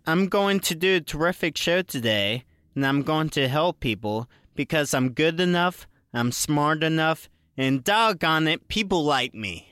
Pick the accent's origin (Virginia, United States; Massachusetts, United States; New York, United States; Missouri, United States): Virginia, United States; I grew up in Virginia, so sometimes you would get snow days